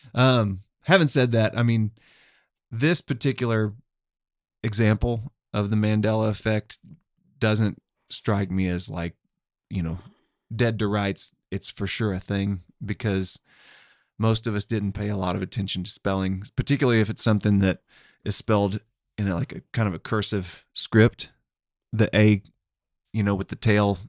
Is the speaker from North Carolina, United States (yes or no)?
no; Tulsa, Oklahoma, United States; I'm from Tulsa